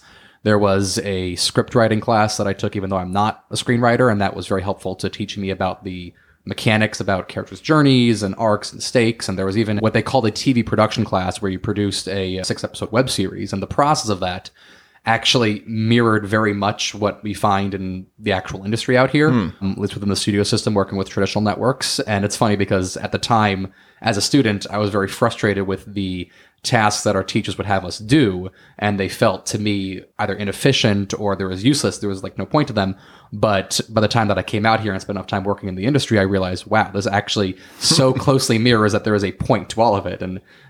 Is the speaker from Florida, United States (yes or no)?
yes; Florida, United States; also born or lived in New York / New Jersey; So I am from the East Coast initially. I was born in New York. I was raised in Florida. I spent some time in Jersey, kind of bounced up and down the East Coast for most of my life.